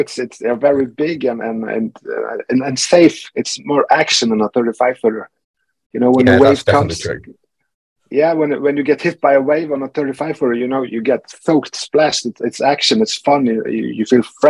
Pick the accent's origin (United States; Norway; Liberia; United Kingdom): Norway; I'm from Norway